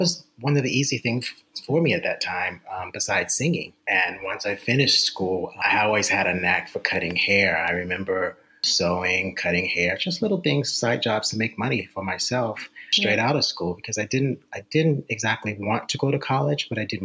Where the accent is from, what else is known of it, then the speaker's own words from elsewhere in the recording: Baltimore, Maryland, United States; I grew up in Baltimore, Maryland.